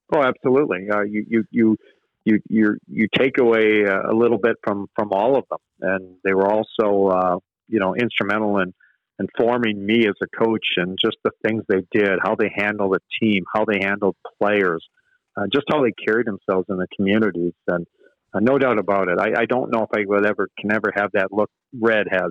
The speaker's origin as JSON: {"language": "English", "region": "Manitoba", "country": "Canada", "tie": "born or raised there", "said": "I grew up in Manitoba"}